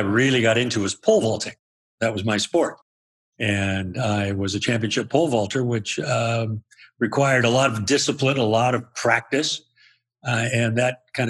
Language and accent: English; Spokane, Washington, United States; I grew up in Spokane, Washington